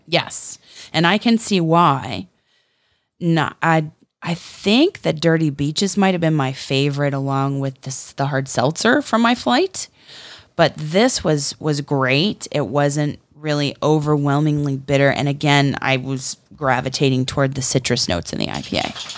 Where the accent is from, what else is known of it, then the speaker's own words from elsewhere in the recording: Florida, United States; we're from Florida